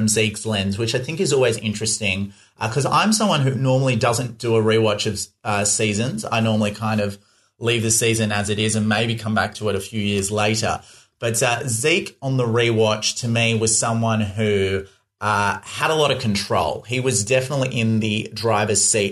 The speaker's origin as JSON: {"language": "English", "town": "Perth", "region": "Western Australia", "country": "Australia", "accent": "Australian", "said": "I'm from Perth in Western Australia on the west side"}